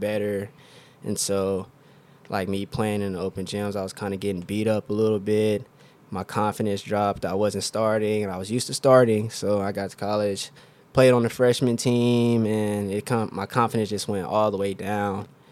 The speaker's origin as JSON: {"language": "English", "town": "Oklahoma City", "region": "Oklahoma", "country": "United States", "tie": "born or raised there", "said": "I'm from Oklahoma City, Oklahoma. Uh, I've lived there my whole life."}